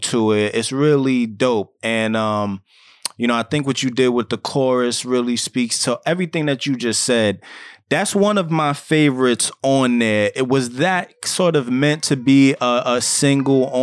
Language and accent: English; New York City, New York, United States; we are from the Bronx